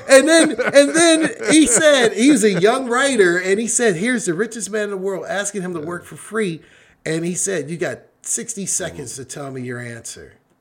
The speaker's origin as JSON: {"language": "English", "town": "Pittsburgh", "region": "Pennsylvania", "country": "United States", "said": "I'm from Pittsburgh, so I'm a Steeler fan"}